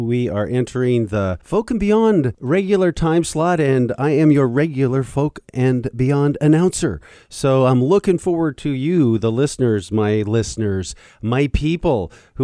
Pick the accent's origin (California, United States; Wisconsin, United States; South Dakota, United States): South Dakota, United States; moved away; I grew up in South Dakota